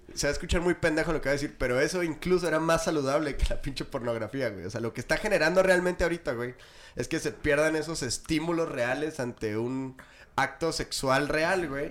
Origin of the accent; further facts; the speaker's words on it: Chihuahua, Mexico; todos somos de Chihuahua